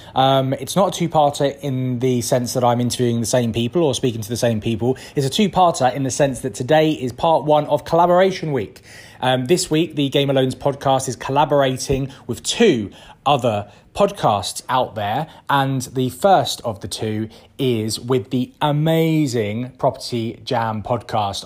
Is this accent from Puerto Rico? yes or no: no; London, United Kingdom; moved away as an adult; now in West Midlands, United Kingdom; we're originally from North London, which is why I have this wonderful accent um, but recently moved it's up to the West Midlands